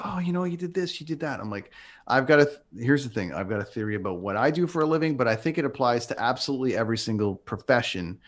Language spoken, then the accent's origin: English; Toronto, Ontario, Canada; moved away; my hometown